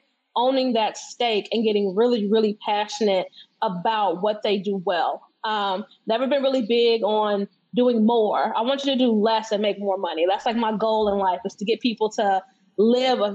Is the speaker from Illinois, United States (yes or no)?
yes; Chicago, Illinois, United States; I'm from Chicago